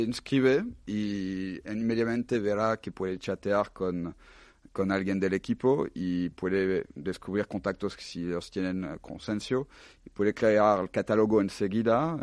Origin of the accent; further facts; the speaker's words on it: France; now in Spain; soy, soy francés